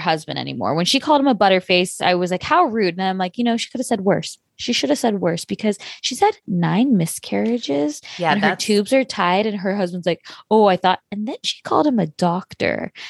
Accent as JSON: {"language": "English", "region": "California", "country": "United States", "tie": "born or raised there", "said": "I grew up in California"}